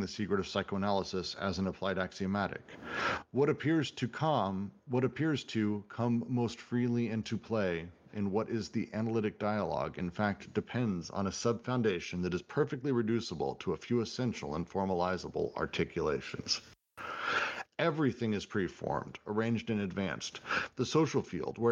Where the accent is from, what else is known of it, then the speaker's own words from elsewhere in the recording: Colorado, United States; I grew up in Colorado